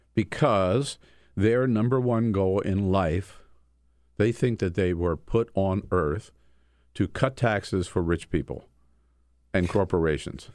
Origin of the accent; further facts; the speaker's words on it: Delaware, United States; moved away; also born or lived in California; Grew up in Delaware